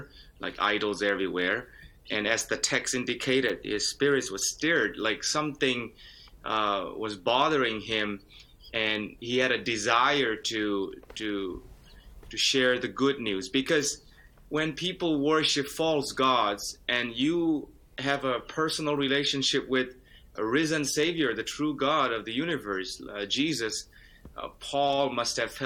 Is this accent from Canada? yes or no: no; Myanmar; moved away; I grew up in Myanmar, where the majority of people, about 95% or so of the people, are Buddhist